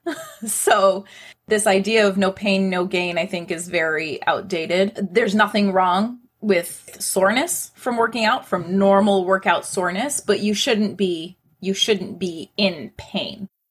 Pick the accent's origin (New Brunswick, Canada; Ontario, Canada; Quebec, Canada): Ontario, Canada; Toronto; I was born and raised in Toronto.